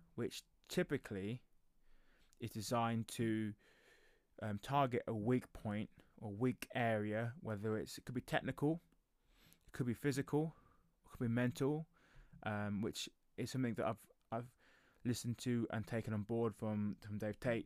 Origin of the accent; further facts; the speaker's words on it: England, United Kingdom; I'm I'm British, so I live in England